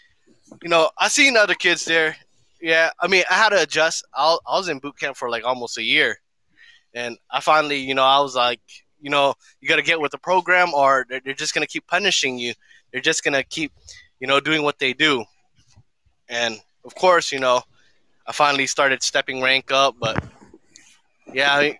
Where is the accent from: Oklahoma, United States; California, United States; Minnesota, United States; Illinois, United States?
California, United States; Long Beach; I came from Long Beach